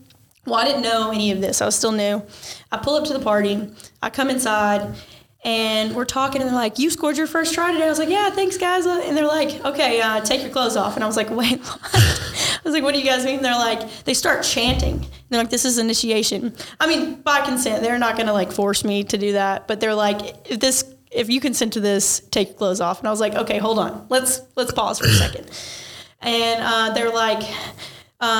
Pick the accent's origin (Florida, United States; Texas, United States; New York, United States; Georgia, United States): Georgia, United States; Ringgold; I grew up around here in North Georgia, Chattanooga area. I went to Ringgold High School.